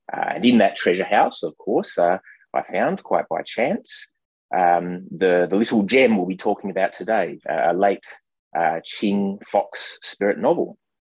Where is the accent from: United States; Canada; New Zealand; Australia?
Australia; Perth, Western Australia; I was uh, born and grew up in Perth, Western Australia.